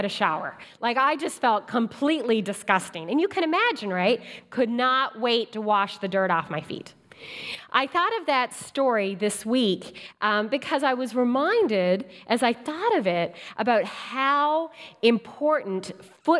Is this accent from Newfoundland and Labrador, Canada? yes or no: yes; Newfoundland and Labrador, Canada; moved away; I'm from Newfoundland, so we're going to visit family.